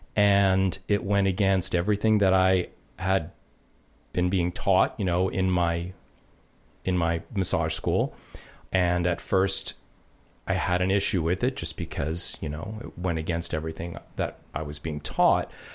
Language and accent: English; New York, United States; I grew up in New York